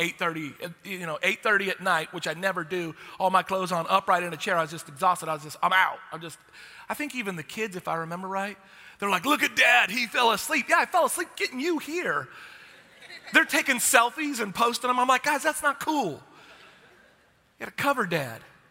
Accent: Texas, United States; I'm from Texas

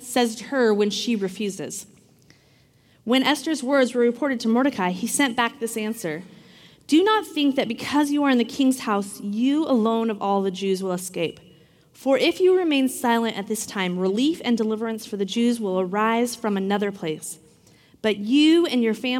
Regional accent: Washington, United States; I grew up in Washington, so it rains a lot typically

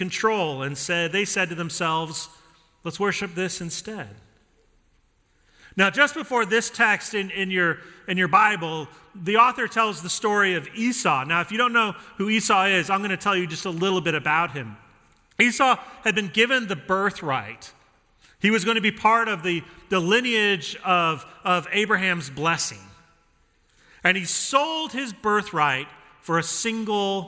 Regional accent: Denver, Colorado, United States; I grew up in Denver and I grew up with my dad taking me to those games

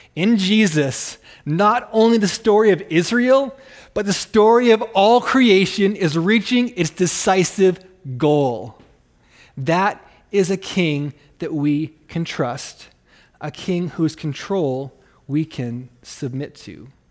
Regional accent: Canada; accent: Canadian; now in Rapid City, United States; I'm actually Canadian.

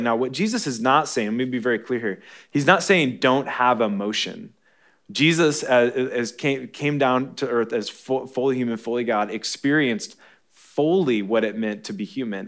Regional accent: Michigan, United States; moved away; I'm from Michigan

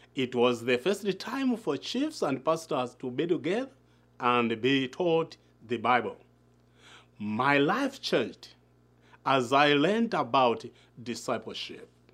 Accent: Malawi; from Malaa

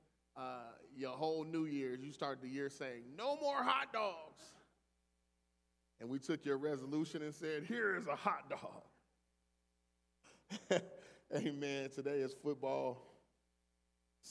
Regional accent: Cleveland, Ohio, United States; moved away; I'm originally from Cleveland

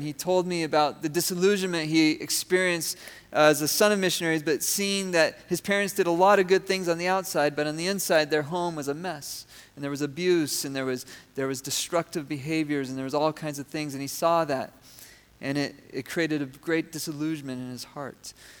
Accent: Venezuela; I grew up in Venezuela.

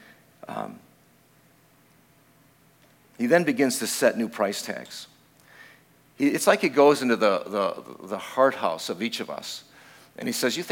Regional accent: Chicago, Illinois, United States; I was born and raised in Chicago, in the south side of Chicago

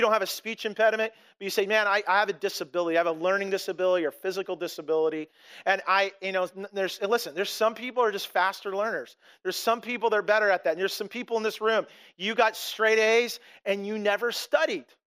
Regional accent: Blaine, Washington, United States; I came from this little town of Blaine, this, this little place called Custer, Washington, in or Ferndale

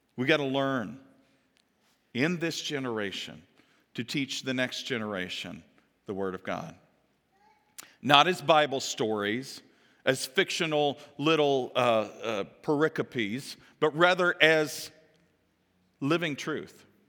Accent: Kentucky, United States; moved away; also born or lived in Ohio / Florida / Pennsylvania; My home is in Kentucky, where my hometown is

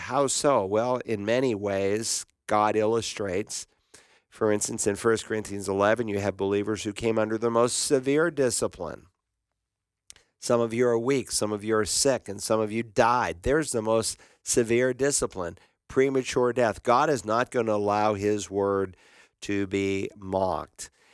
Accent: Worcester, Massachusetts, United States; My hometown was there

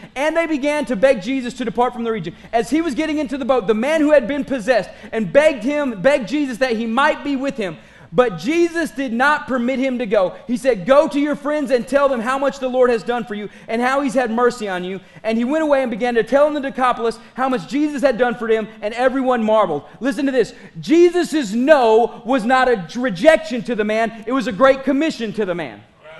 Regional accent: Pickton, Texas, United States; I am not. I am from Picton. Thank you very much. There are two different cities. Don't get it wrong.

